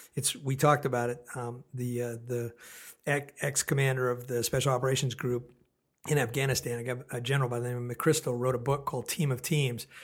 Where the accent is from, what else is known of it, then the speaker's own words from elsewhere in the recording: Oakland, California, United States; also born or lived in San Francisco, California; now in Portland, United States; I'm from Oakland, California, born and raised.